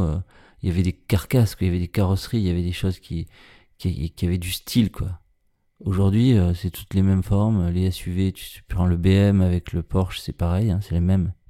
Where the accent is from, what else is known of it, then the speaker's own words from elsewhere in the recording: Marseille, Provence-Alpes-Côte d'Azur, France; Je suis né à Marseille, dans les quartiers nord, dans les années 70